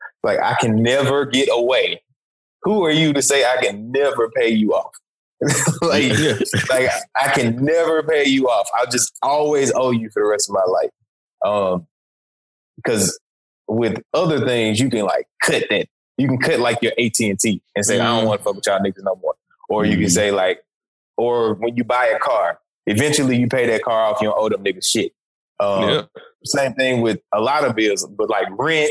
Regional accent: Memphis, Tennessee, United States; I am from Memphis

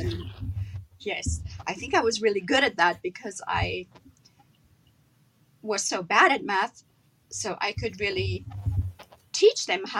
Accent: Rustenburg, North West, South Africa; You know, it was really wonderful. It was a small little town. At that point in time, it wasn't even listed on the map.

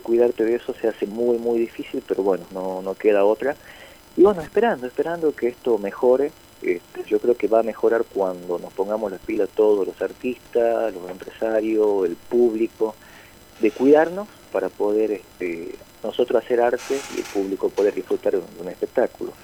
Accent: northern Argentina, Argentina; aquí en nuestra cultura, el argentino, el norteño

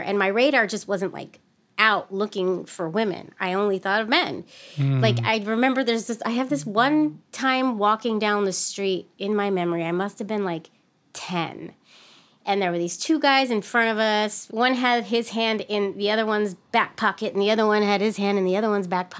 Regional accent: San Francisco, California, United States; grew up in the city of San Francisco in the 80s and 90s

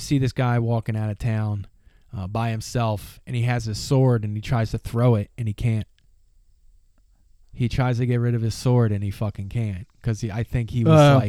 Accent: United States

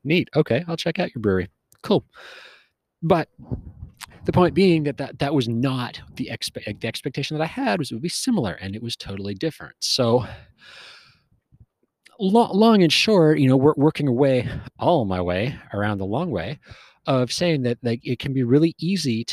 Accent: West Coast, Western Canada, Canada; moved away as an adult; also born or lived in Wyoming, United States; I grew up on the West Coast, spent a lot of time up and down the West Coast, Canada and America

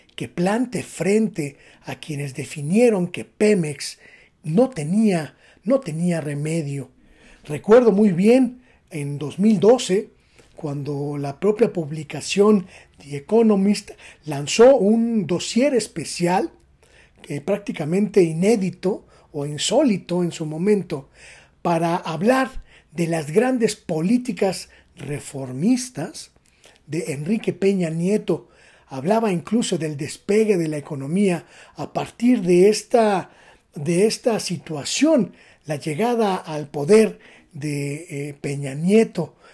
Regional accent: Mexico; es una obligación como mexicanos

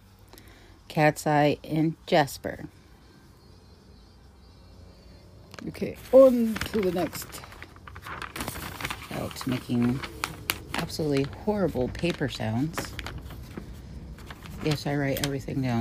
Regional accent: Ohio, United States; my home state of Ohio

